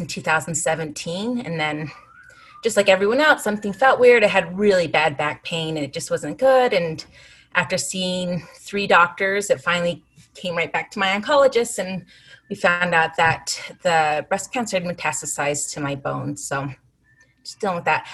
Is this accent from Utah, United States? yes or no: yes; Salt Lake City, Utah, United States; also born or lived in Arizona / Chicago; I was born and raised here in Salt Lake, but I lived in Arizona for about 10 years and one year in Chicago.